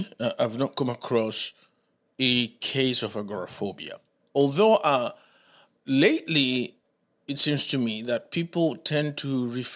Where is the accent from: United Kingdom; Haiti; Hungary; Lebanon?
Haiti; English is a second language; now in Charlotte, United States; I'm from the Caribbean